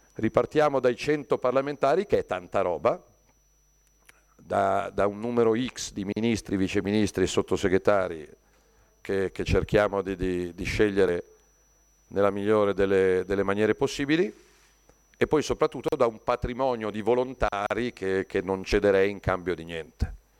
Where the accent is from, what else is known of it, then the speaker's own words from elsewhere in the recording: Lombardy, Italy; lo dico da Lombardo